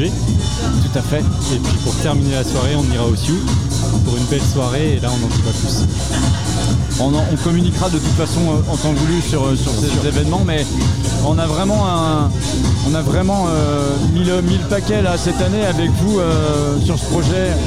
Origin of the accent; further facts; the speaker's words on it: Dinan, Brittany, France; étant donné que je viens de la région de Dinan, c'est un peu sur la route pour rentrer chez moi